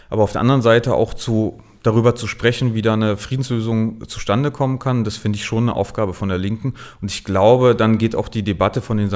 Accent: Berlin, Germany; Ich, ich bin ja gebürtiger Ostberliner, war aber zum Studium in Marburg

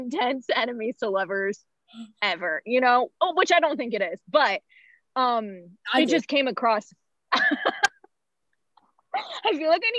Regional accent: Oregon, United States; I'm from Oregon.

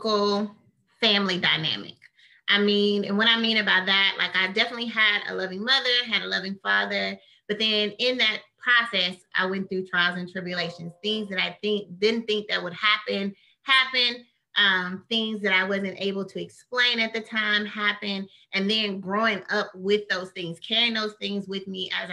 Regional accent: Midland, Texas, United States; I did junior college at Midland College in my hometown. I'm from Midland, Odessa, a very small town.

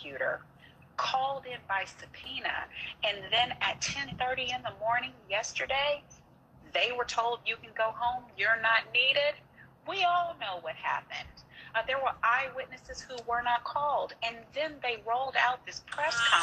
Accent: Galveston, Texas, United States; This is my home county. I'm from Galveston.

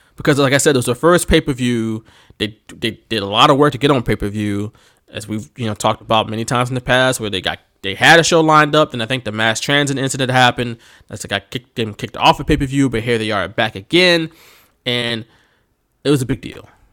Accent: Philadelphia, Pennsylvania, United States; accent: Philly; I'm from Philly, and I can probably do a better accent

